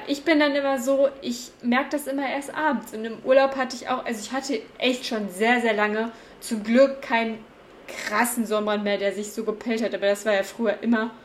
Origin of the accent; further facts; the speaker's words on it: Cologne, North Rhine-Westphalia, Germany; moved away; ich komme aus Köln